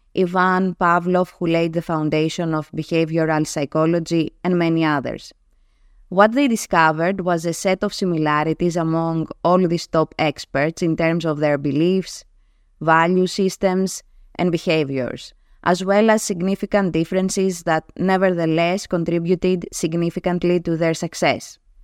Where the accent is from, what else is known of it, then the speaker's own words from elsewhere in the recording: Greece; first language Greek; English is a second language; my native tongue, Greek